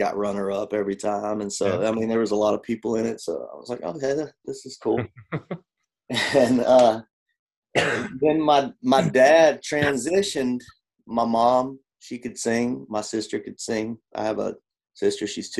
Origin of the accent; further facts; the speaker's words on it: Georgia, United States; moved away; I'm from Georgia originally